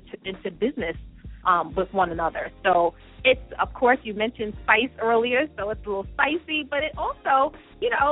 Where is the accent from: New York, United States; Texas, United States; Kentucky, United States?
New York, United States; New York City; growing up, Brooklyn, my mom, she was a housewife